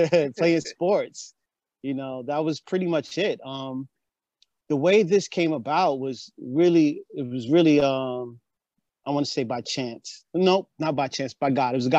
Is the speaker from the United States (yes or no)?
yes; Mount Vernon, New York, United States; moved away; I'm from Mount Vernon